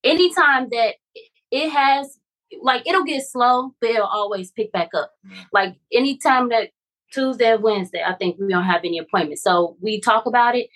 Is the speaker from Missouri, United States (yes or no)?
yes; St. Louis, Missouri, United States; I'm from St. Louis